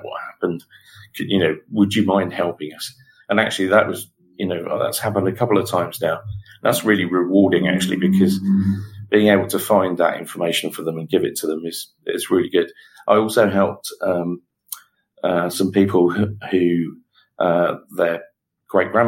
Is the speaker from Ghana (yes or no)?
no; Guernsey; So I was born and raised in the Channel Islands.